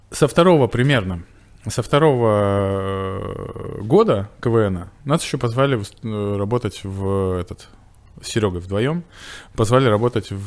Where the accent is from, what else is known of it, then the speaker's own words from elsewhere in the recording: Veliky Novgorod, Novgorod Oblast, Russia; moved away as an adult; also born or lived in Bashkortostan; Я приехал господин Великий Новгород. Это моя моя малая родина, как бы мой дом где я родился и жил, в общем-то, в деревне Барки.